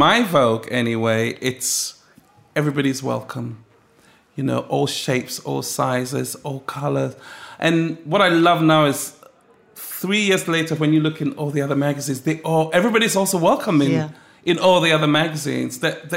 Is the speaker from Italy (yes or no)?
no; Accra, Greater Accra, Ghana; also born or lived in Ladbroke Grove, West London; now in London, United Kingdom; growing up in Ghana, my grandmother would always cook